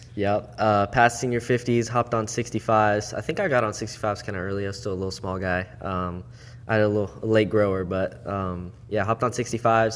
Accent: Port St. Lucie, Florida, United States; also born or lived in Jupiter, Florida / Okeechobee, Florida; Born and raised South Florida.

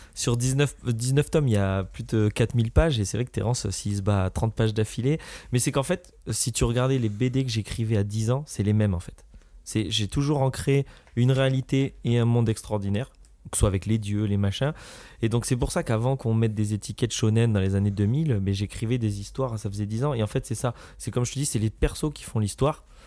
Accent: France; Je suis un Français

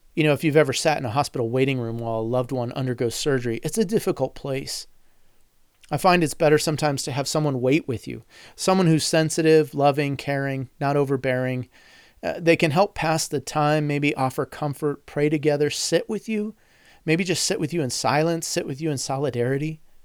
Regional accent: United States; as an American

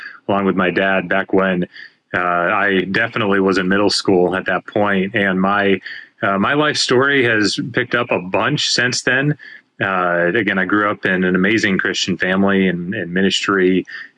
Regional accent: Arkansas, United States; I had a year and a half left of high school where I was growing up in Arkansas

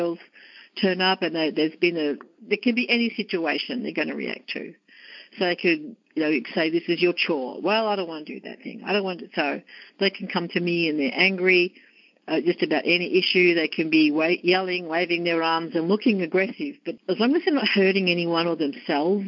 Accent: Australia; accent: Australian; moved away as an adult; now in United States; As you may tell from my accent, I'm from Australia, and I've come to the US for a change of life

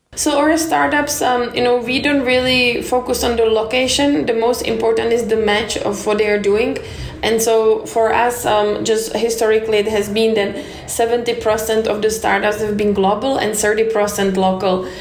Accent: United States; I'm American

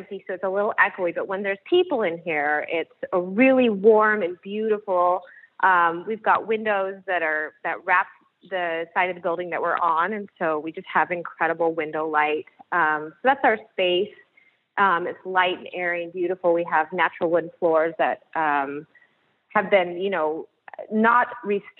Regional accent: Salem, Oregon, United States; the space became available in my hometown, the place that I grew up

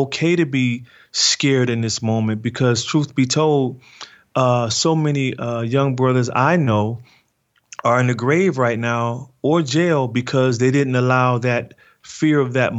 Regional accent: Detroit, Michigan, United States; what I've experienced growing up in Detroit without a father

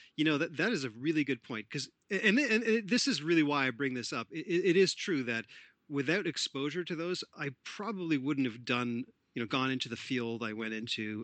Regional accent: Toronto, Ontario, Canada; I'm Canadian born in Toronto, Ontario, Canada

